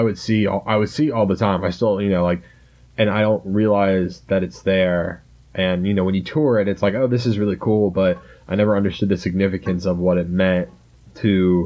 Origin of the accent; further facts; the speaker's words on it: Charleston, South Carolina, United States; growing up in the South, especially South Carolina, especially in Charleston, where Fort Sumter is right in the middle of Charleston Harbor